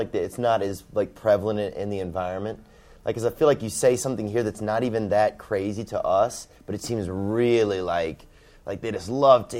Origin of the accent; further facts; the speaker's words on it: the South, United States; I'm from the South